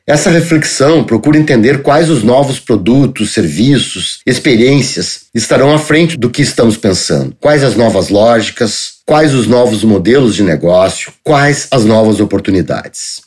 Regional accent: Porto Alegre, Rio Grande do Sul, Brazil; eu sou gaúcho de Porto Alegre

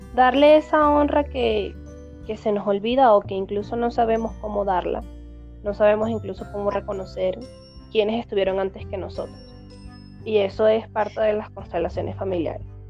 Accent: Mérida, Venezuela; moved away as an adult; also born or lived in Valencia, Venezuela; now in Quito, Ecuador; nací en Valencia, pero me crié en Mérida. Me fui a Mérida cuando tenía tres años y regresé a Valencia cuando ya tenía 14 años.

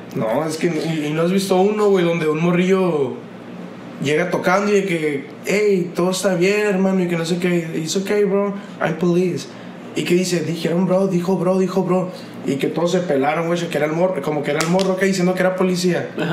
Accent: Hermosillo, Sonora, Mexico; yo me crié en Los Ángeles, güey. Yo viví en una colina en Los Ángeles, desde morrito

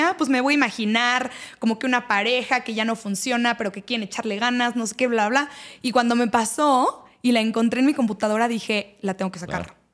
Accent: Mexico; yo soy de México

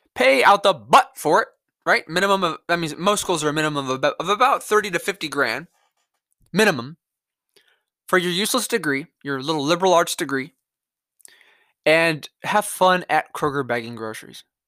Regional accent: California, United States; my home state

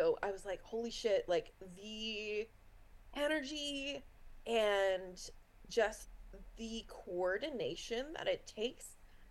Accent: East Coast of Canada, Canada; I'm like from the East Coast of Canada

